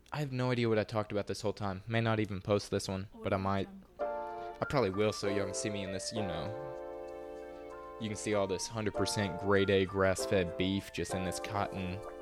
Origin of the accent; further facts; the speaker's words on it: the South, United States; accent: Southern; more of a Southern accent than I have